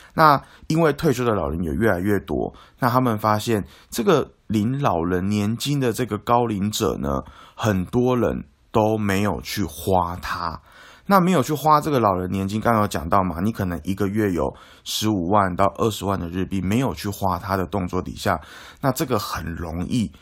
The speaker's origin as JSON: {"language": "Chinese", "country": "Taiwan", "said": "我们台湾人"}